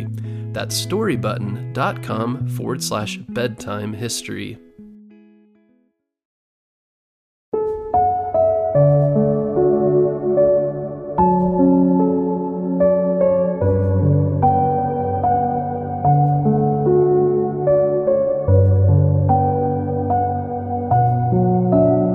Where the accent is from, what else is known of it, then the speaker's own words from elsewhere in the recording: Arizona, United States; Arizona, my home state